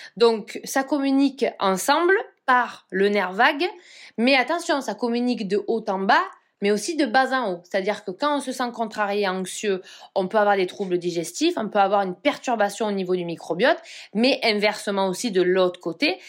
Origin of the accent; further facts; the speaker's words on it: Provence-Alpes-Côte d'Azur, France; je suis de Provence